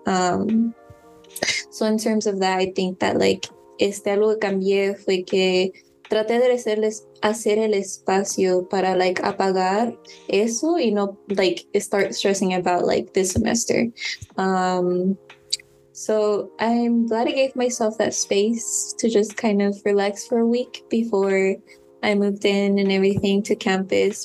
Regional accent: San Mateo, California, United States; I grew up like in San Mateo, didn't grow up in San Francisco

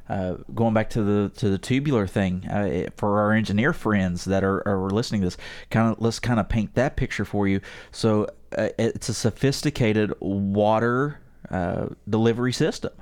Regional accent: West Virginia, United States; I'm from West Virginia

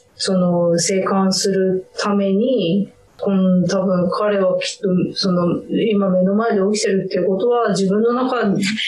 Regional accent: Chūetsu, Niigata, Japan; moved away; うちの田舎は中、えっと、新潟県で上中下越に分かれてて、はいで、中越って

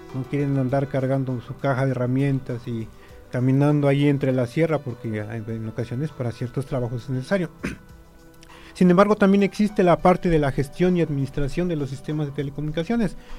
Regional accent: Mexico

